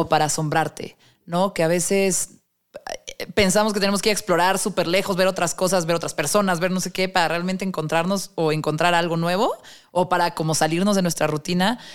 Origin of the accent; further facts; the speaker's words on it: Mexico; quiero conocer mi país